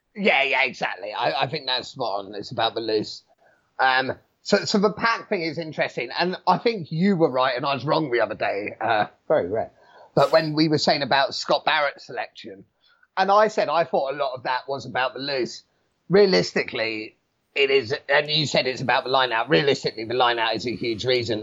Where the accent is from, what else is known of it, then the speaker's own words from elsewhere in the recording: New Zealand; being a Kiwi